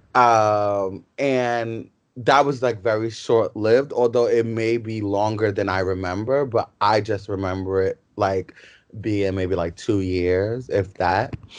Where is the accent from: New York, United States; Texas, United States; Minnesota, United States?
New York, United States; New York City; also born or lived in Yonkers, New York; we're from the South Bronx